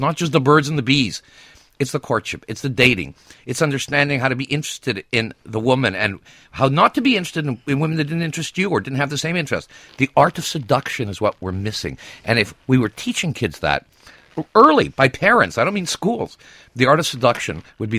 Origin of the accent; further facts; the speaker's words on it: France; I was raised partially in France